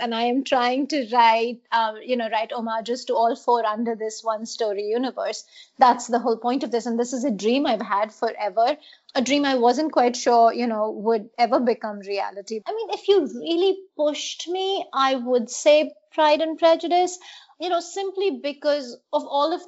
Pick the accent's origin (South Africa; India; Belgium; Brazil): India; Mumbai, Maharashtra; So I was in middle school, growing up in India, in Mumbai, Bombay then.